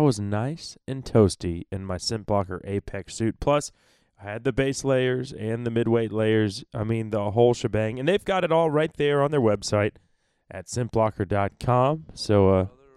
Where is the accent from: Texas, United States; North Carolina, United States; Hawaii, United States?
Texas, United States; I am damn sure from Texas